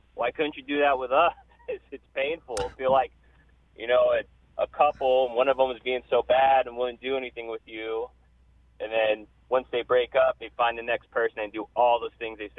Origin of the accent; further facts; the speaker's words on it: Orange County, California, United States; I'm a Packers fan, even though I'm from Orange County.